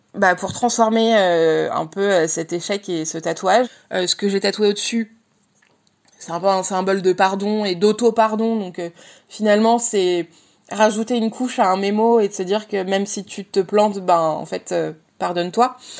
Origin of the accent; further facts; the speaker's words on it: Montpellier, Occitania, France; now in Paris region, France; j'ai 34 ans et je viens de Montpellier. J'habite en région parisienne